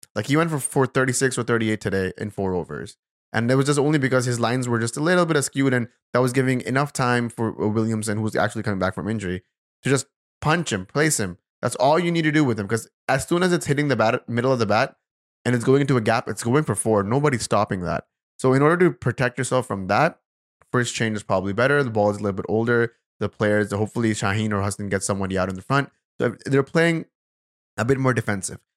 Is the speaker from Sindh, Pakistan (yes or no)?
yes; Karachi, Sindh, Pakistan; I'm also from Karachi